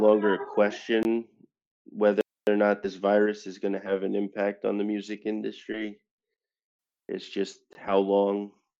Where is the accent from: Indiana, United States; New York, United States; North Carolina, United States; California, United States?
New York, United States; Westchester County; So I'm actually from Westchester County. I support the 914 always.